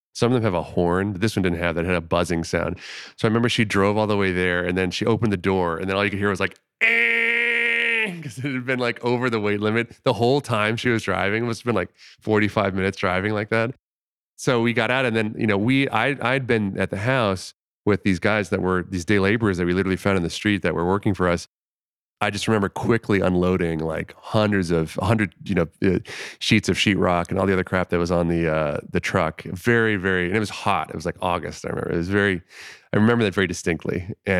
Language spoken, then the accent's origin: English; Florida, United States; But in my specific case, I grew up in Florida.